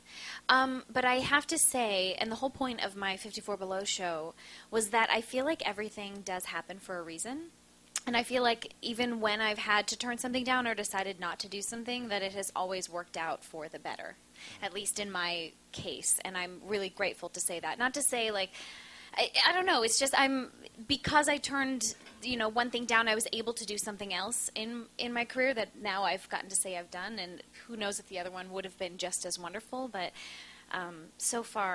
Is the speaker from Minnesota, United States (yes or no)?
yes; Minnesota, United States; now in New York, United States; I'm from Minnesota